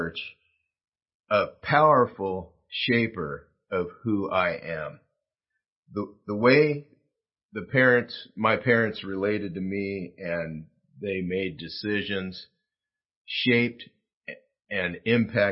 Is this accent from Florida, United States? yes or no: no; South Gate, California, United States; I grew up in Southgate, California, 8.5 miles from downtown